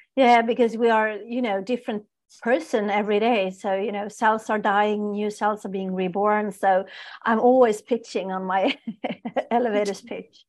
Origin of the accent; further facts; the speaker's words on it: Stockholm, Stockholm County, Sweden; I'm born and raised in Stockholm, in Sweden